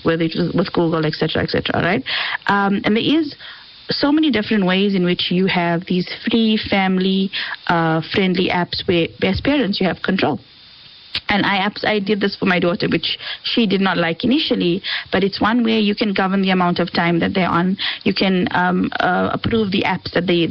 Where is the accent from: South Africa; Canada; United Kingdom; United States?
South Africa; we're South African